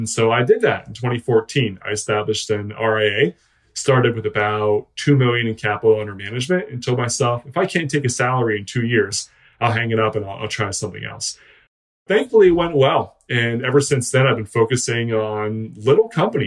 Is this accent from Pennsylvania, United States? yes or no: yes; Western Pennsylvania, United States; also born or lived in Philadelphia, Pennsylvania; I'm a Western Pennsylvania guy. I grew up here and there, mostly small towns